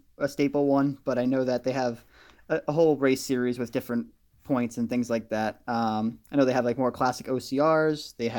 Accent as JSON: {"language": "English", "region": "Massachusetts", "country": "United States", "tie": "born or raised there", "lives_now": "Pennsylvania, United States", "said": "So I moved from the Boston area. I lived about 30 minutes north of Boston, without traffic, of course."}